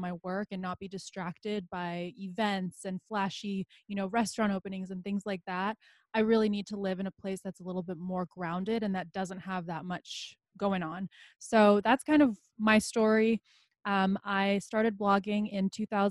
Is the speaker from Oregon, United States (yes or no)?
no; Los Angeles, California, United States; first language Bosnian; moved away as an adult; also born or lived in Bosnia / Philadelphia, Pennsylvania; now in Tucson, United States; So we ended up moving to LA. And that's really where I considered home and where I grew up, because that was the longest place I'd ever lived